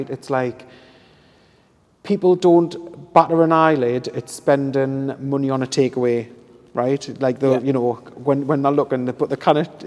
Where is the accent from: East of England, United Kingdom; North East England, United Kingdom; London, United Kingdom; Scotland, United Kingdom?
North East England, United Kingdom; Hebburn; I'm from Hebburn.